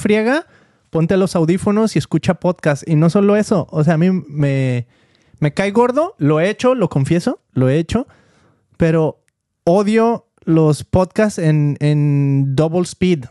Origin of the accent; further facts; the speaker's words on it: Mexico; now in United States; cuando nosotros crecimos en México